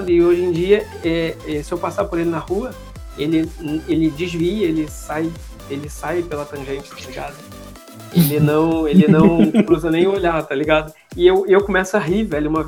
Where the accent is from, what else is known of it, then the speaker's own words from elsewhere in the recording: Rio de Janeiro, Brazil; eu sou carioca. Ah, eu rio porque Nossa! eu sou do Rio.